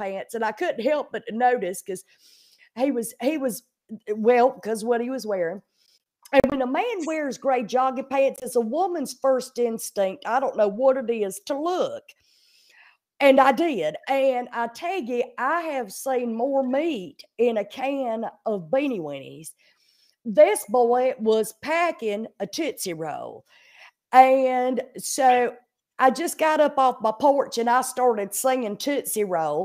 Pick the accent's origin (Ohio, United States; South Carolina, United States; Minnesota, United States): South Carolina, United States; Pacolet; I am from a small town in South Carolina called Packlet, South Carolina.